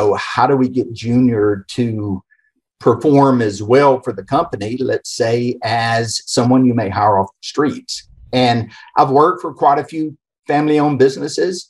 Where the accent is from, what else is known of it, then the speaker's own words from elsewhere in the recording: Atlanta, Georgia, United States; accent: Atlanta area; moved away as an adult; also born or lived in Ohio; now in Houston, United States; the accent's actually from the Atlanta area. And born and raised in the Southeast